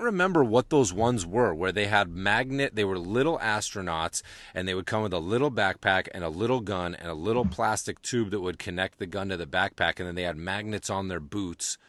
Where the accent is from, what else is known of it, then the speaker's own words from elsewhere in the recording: Amherst, Massachusetts, United States; UMass, where I grew up right outside of Amherst, where UMass is